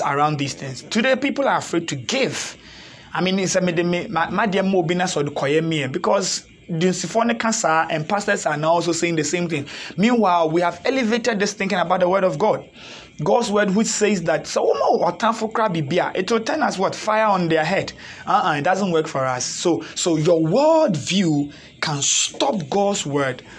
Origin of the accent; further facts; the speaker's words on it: Ghana; typical Africans born and raised in Ghana